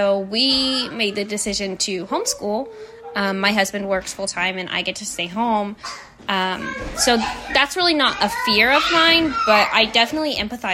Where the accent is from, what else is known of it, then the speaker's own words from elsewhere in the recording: Ohio, United States; we're from Ohio